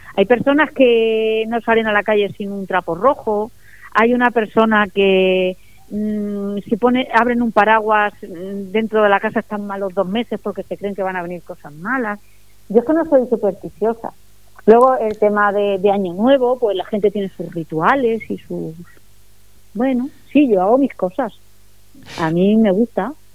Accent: Spain; yo, soy española y mi cultura es cristiana

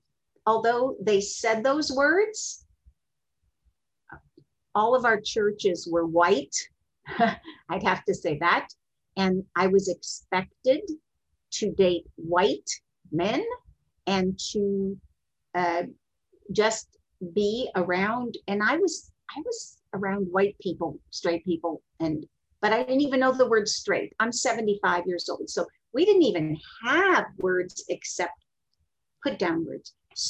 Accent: Texas, United States; born there; also born or lived in Kentucky / Ohio; I was born in Texas, and my father, we were like minister's kids. He had churches all over, and we were in Kentucky and Ohio and wherever.

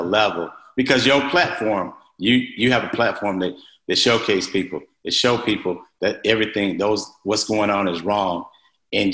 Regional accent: Mississippi, United States; I'm from Mississippi.

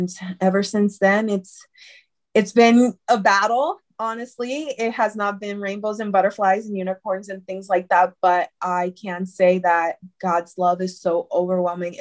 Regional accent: Puerto Rico; now in United States; I attended services in Puerto Rico because I'm originally from Puerto Rico. But when I moved to the States

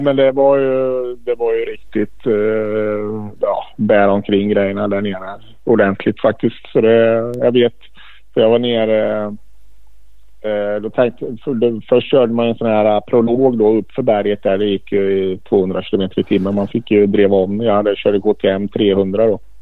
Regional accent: Sweden

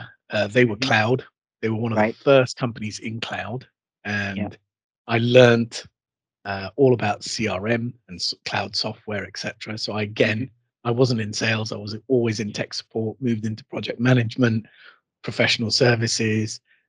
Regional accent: Bahrain; born there; also born or lived in United Kingdom; I would call myself a Heinz 57. that's because I've got a varied sort of background. I was born in Bahrain in the Persian Gulf.

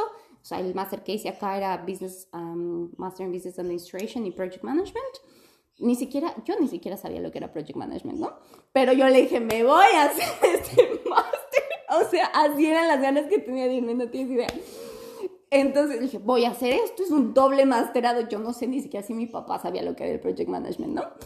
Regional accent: Ecuador; moved away as an adult; now in Adelaide, Australia; yo vine cuando tenía 23 y, y vine directo de Ecuador

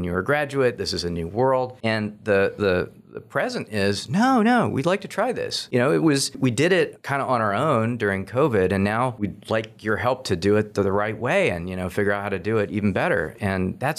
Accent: Seattle, Washington, United States; also born or lived in Tallahassee, Florida / Philadelphia / Fairfax, Virginia; now in Augusta, United States; I grew up in Seattle, Washington

